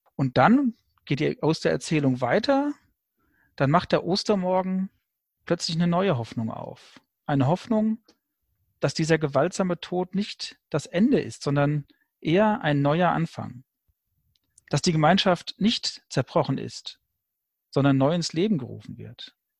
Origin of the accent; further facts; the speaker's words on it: Frankfurt, Hesse, Germany; Bin aus Frankfurt